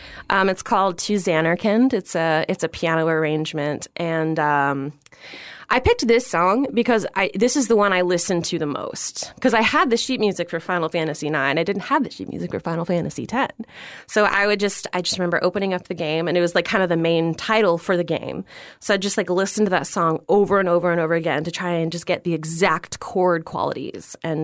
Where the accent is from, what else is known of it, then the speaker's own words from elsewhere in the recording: Florida, United States; also born or lived in New York; And I grew up in Florida.